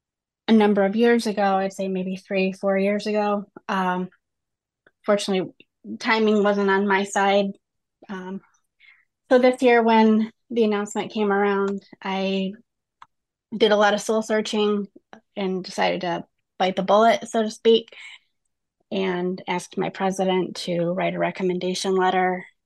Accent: Caledonia, Michigan, United States; I am from Caledonia, Michigan

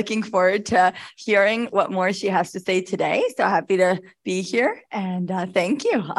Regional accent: Albany, New York, United States; I'm from Albany, New York.

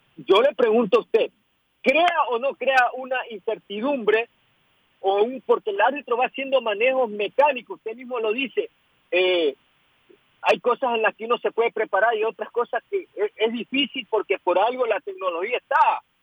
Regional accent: Ecuador; Yo como ecuatoriano

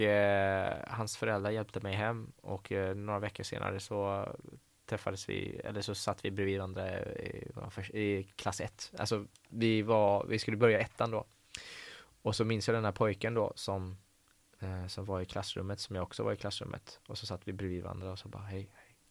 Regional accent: Gothenburg, Västra Götaland, Sweden; first language Persian; Swedish is a second language; also born or lived in Tehran, Iran; jag tycker att jag är uppvuxen i Backa. Mm. Um, i Hisingen

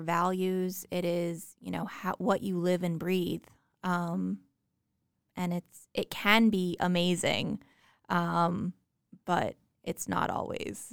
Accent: New Jersey, United States; I grew up in New Jersey

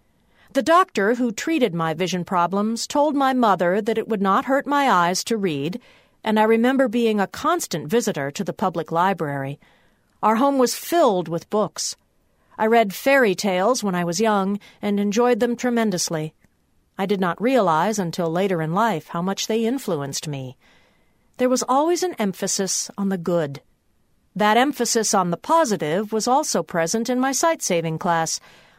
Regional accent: Wheaton, Illinois, United States; There was no such class in my hometown of Wheaton, Illinois, and I remember being picked up by a large station wagon that made the rounds of the other suburbs and picked up students to attend classes in Villa Park, Illinois.

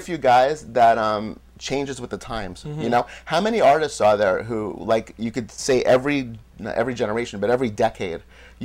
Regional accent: New York City, New York, United States; I was born in New York City with loving parents

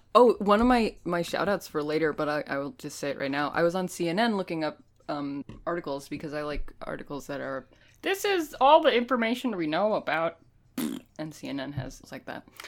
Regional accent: United States; I am not Canadian. I'm, I'm American

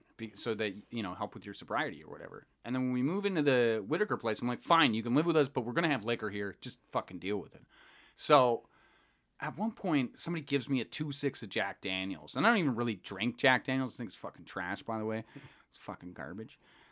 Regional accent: Calgary, Alberta, Canada; because I'm from Calgary, and I maybe met like 3 black people in my life at this point.

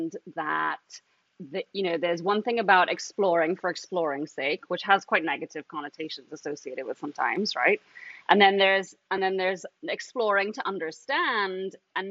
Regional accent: Trinidad & Tobago; I'm from Trinidad and Tobago, which is actually where I am right now

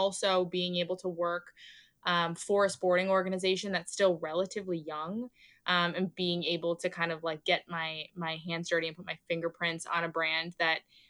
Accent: Canada; moved away as an adult; now in New York, United States; I'm Canadian

